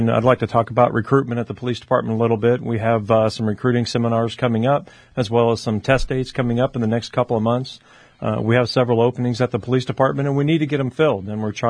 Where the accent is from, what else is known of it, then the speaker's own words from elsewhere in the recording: Fairbanks, Alaska, United States; I grew up in Fairbanks and moved here when I was a little kid.